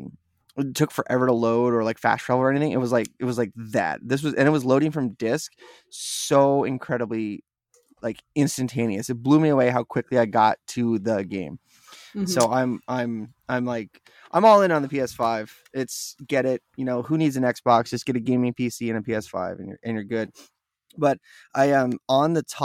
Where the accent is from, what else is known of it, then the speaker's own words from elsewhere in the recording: Wasilla, Alaska, United States; I grew up in Wasilla, where Sarah Palin mm-hmm. comes from